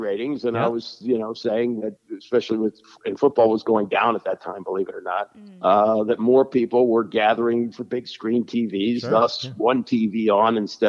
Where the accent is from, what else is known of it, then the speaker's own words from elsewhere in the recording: Washington, District of Columbia, United States; Oh, well, yeah, I grew up in Washington. And, you know, when I was a kid, the Washington Senators left town when I was 13 years old.